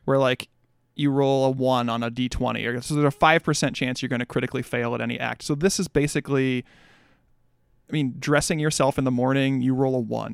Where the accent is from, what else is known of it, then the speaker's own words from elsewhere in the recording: Midwest, United States; I'm a Midwesterner